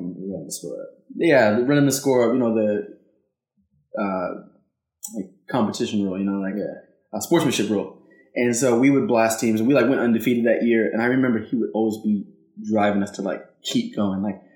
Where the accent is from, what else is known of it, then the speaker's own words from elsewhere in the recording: Salem, Oregon, United States; moved away as an adult; now in Oakland, United States; I grew up in Salem, Oregon